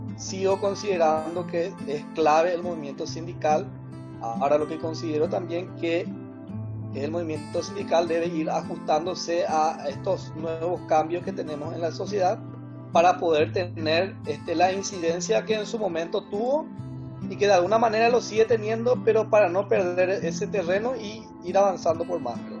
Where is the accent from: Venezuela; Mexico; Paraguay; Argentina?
Paraguay; Asunción; de Asunción, del Paraguay